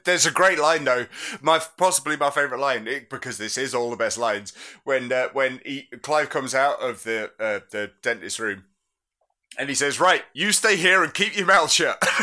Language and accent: English; United Kingdom; we're British